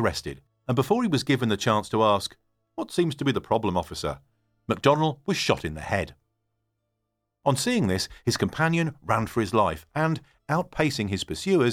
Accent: United Kingdom; I'm a Brit based in the UK

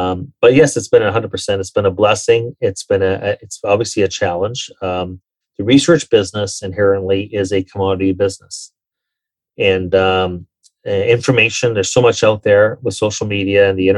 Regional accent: Toronto, Ontario, Canada; also born or lived in New York; when I left Merrill Lynch in 2009 in New York and came back home to Toronto

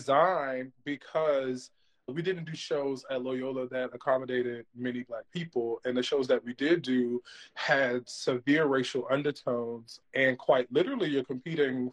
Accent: New Orleans, Louisiana, United States; moved away as an adult; now in New York City, United States; But I'm actually from New Orleans, Louisiana, born and raised. I teach in New York City now

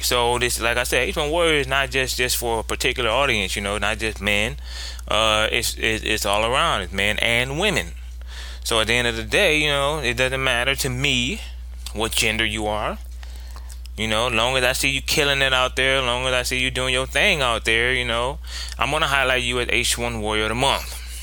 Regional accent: Ohio, United States; I'm from Ohio

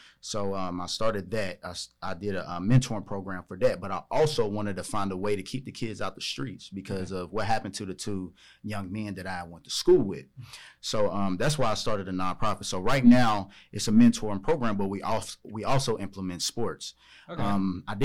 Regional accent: Charleston, West Virginia, United States; now in Charlotte, United States; I'm from Charleston, West Virginia

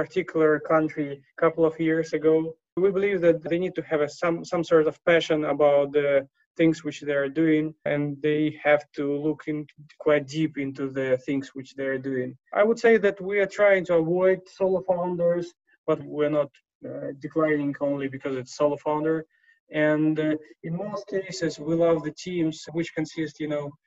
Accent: Moscow, Russia; also born or lived in Siberia; now in London, United Kingdom; So I was born in Siberia, grew in Moscow, and now investing out of London.

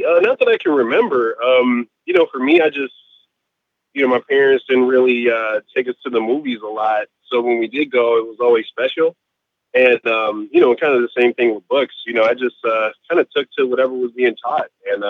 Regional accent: Chicago, Illinois, United States; I grew up in Chicago

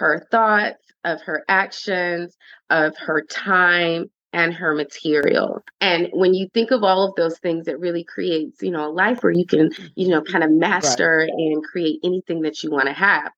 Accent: Orangeburg, South Carolina, United States; moved away as an adult; also born or lived in Savannah, Georgia; now in Atlanta, United States; I am from Orangeburg, South Carolina, but I reside in the beautiful streets of Atlanta

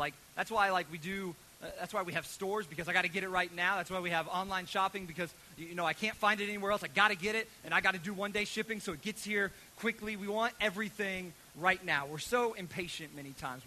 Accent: United States; as American children

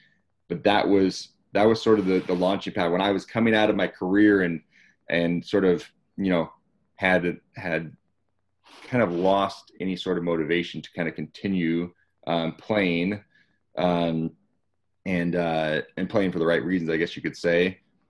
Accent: Lodi, California, United States; I grew up in Northern California, a small town called Lodi.

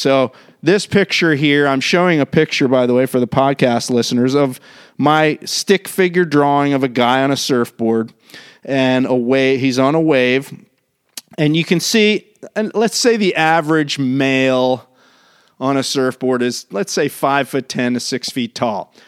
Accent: Maryland, United States; now in California, United States; I grew up on the East Coast in Maryland

